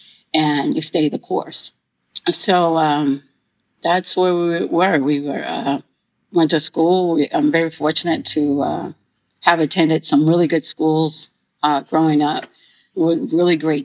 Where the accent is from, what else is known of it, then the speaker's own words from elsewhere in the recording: Houston, Texas, United States; I grew up right here in Houston, Texas, on the southeast end of Houston, Texas